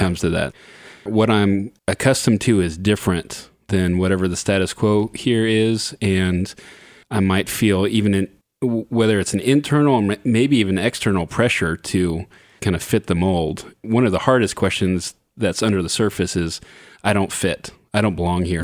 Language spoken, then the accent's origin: English; Southern California, United States; I grew up in Southern California